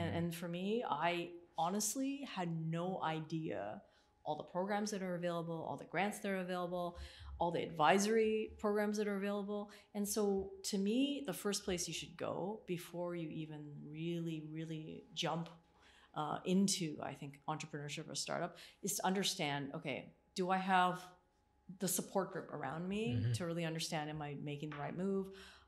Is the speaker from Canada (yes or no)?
yes; Canada; born there; also born or lived in Asia; I was born in Canada and then I went to Asia for years and I was like a fish.